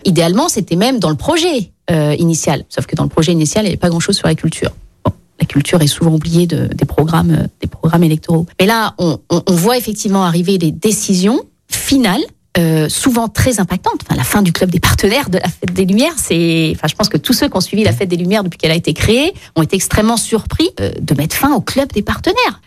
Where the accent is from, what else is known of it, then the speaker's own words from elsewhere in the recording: Lyon, Auvergne-Rhône-Alpes, France; je suis lyonnaise